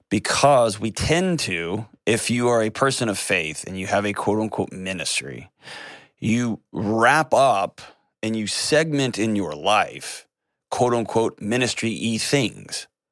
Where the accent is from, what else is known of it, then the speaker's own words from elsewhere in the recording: Texas, United States; I grew up in Texas